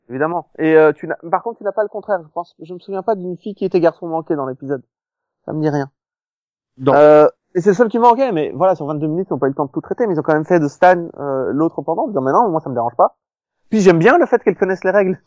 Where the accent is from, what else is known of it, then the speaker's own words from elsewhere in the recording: Belgium; j'ai grandi en Belgique